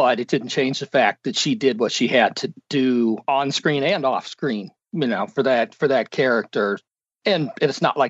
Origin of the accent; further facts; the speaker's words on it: Sacramento, California, United States; I grew up in Sacramento